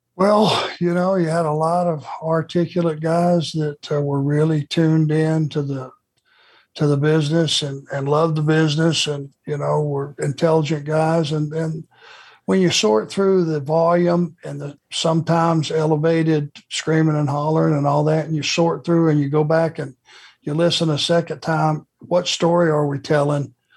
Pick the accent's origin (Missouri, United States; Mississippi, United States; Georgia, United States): Georgia, United States; Rome; growing up in Rome and living pretty much my entire life in the South